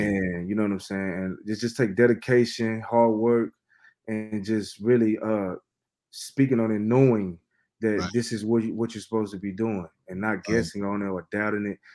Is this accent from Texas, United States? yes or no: yes; Fort Worth, Texas, United States; I'm from Fort Worth, Texas